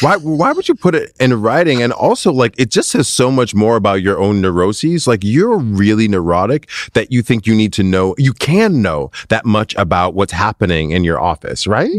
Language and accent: English; Minnesota, United States; also born or lived in Michigan; I grew up in Minnesota